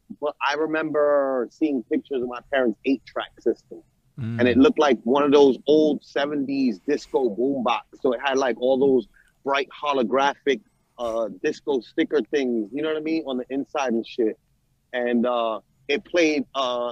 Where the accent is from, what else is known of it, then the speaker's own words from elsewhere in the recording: New York City, New York, United States; I was growing up in New York City around this shit